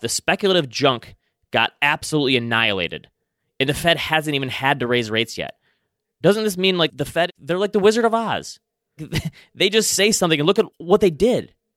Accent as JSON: {"language": "English", "town": "Traverse City", "region": "Michigan", "country": "United States", "tie": "born or raised there", "said": "hometown of Traverse City, Michigan"}